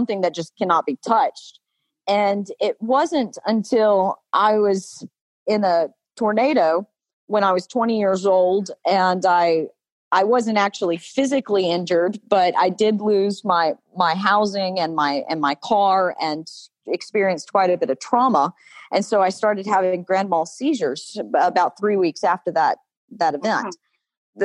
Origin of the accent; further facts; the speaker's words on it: Alabama, United States; I grew up deep in the southern state of Alabama. You can detect my accent.